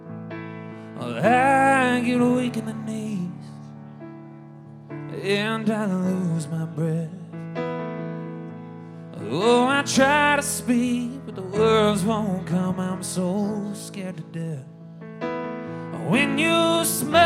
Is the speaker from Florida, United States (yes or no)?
no; Texas, United States; growing up in Texas, my parents made us listen to music